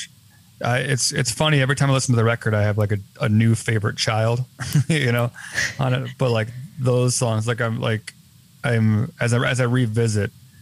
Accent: Chicago, Illinois, United States; my hometown in Chicago

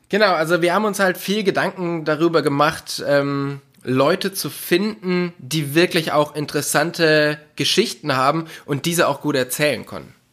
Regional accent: North Rhine-Westphalia, Germany; Also ich komme aus dem Oberbergischen Kreis in der Nähe von Köln.

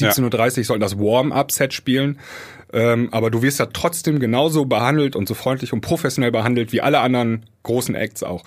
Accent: Germany; für uns Deutsche

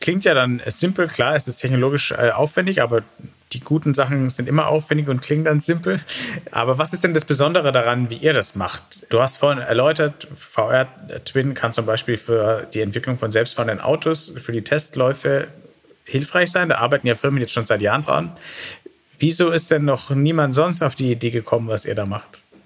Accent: Franconia, Bavaria, Germany; Ich komme aus Franken

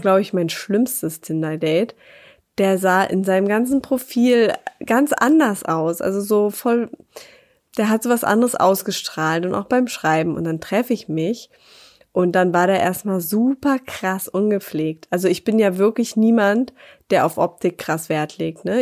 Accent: Berlin, Germany; moved away; in meine Heimat nach Berlin

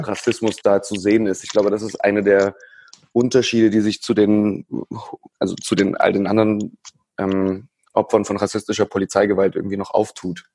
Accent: Dresden, Saxony, Germany; Ich komme auch aus Dresden, bin 26

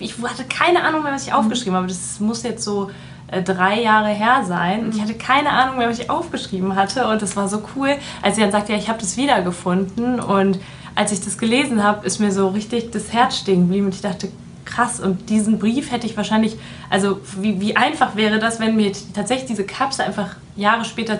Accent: Düsseldorf, North Rhine-Westphalia, Germany; lebe in Düsseldorf, arbeite in Düsseldorf, bin auch waschechte Düsseldorferin

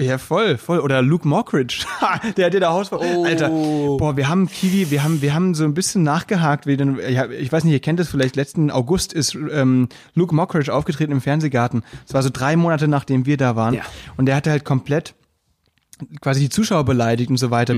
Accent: Müllheim, Baden-Württemberg, Germany; now in Berlin, Germany; weil ich halt auch vom Land komme. Da weißt du, wenn du dann ein Volksfest hast oder so, Stadtfest bei uns in Müllheim

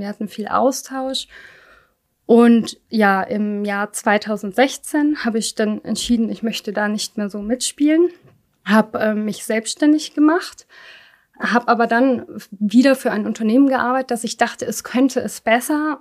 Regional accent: Germany; ich bin nicht in Deutschland geboren, war aber noch sehr klein, als wir kamen. Und man kam halt so, ich sag mal, meine Eltern waren Ende zwanzig und ich war erst zwei Jahre

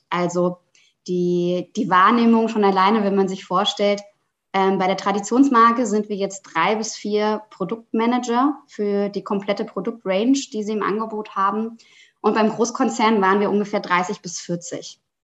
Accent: Rhineland-Palatinate, Germany; now in Hamburg, Germany; Ich bin eigentlich aufgewachsen in Süddeutschland, in der schönen Pfalz

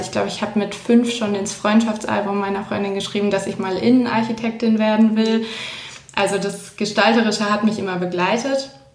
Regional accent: Swabia, south of Ulm, Baden-Württemberg, Germany; moved away as an adult; now in Munich, Germany; Ich komme ursprünglich aus München, bin dann aufgewachsen irgendwo im Schwabenland südlich von Ulm und fürs Studium wieder nach München zurückgezogen

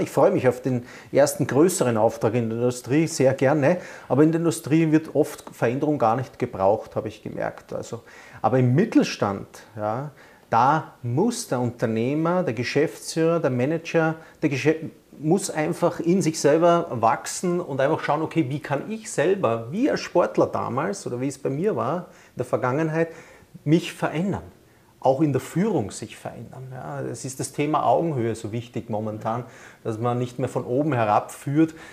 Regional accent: Vienna, Austria; now in Rosenheim, Germany; ich bin ja Wiener

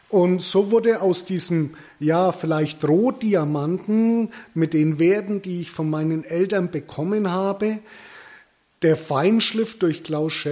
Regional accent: Bavaria, Germany; accent: Middle Franconian; Geboren und aufgewachsen im wunderschönen Mittelfranken. Das hört ihr auch an meinem Dialekt.

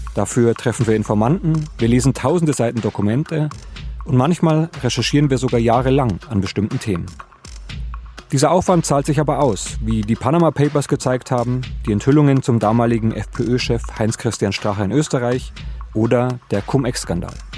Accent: West Germany, Germany; Also ich bin Westdeutsche

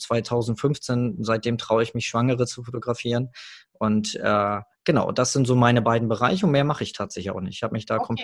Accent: Hamburg, Germany; ich komme aus Hamburg

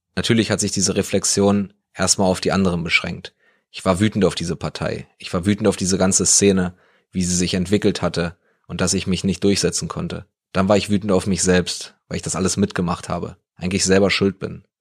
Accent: East Germany, Germany; bei uns im Osten

